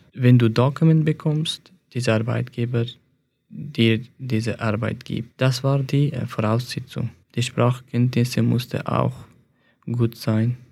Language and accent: German; Afghanistan; German is a second language; moved away as an adult; now in Switzerland; Ich komme aus Afghanistan und 2015, als ich Afghanistan verlassen habe